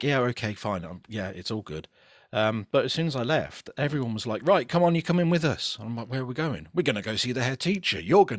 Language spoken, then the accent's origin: English; Rugby, West Midlands, United Kingdom; And I'm from Rugby in the Midlands.